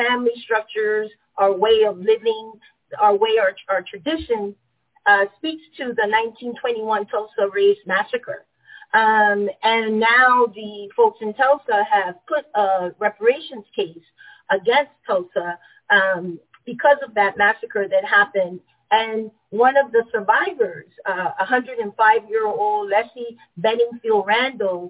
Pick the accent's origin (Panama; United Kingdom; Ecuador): Panama; moved away; I am born and raised in Panama